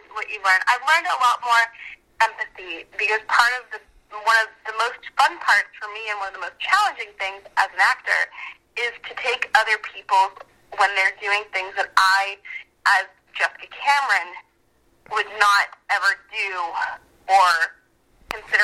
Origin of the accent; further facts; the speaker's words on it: Owen Sound, Ontario, Canada; now in Los Angeles, United States; I grew up in Owen Sound, Ontario